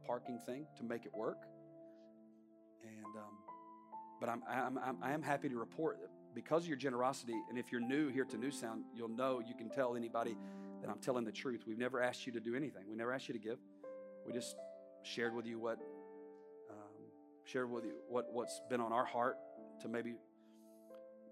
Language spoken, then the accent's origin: English; the South, United States; now in Palm Beach County, United States; I grew up in the South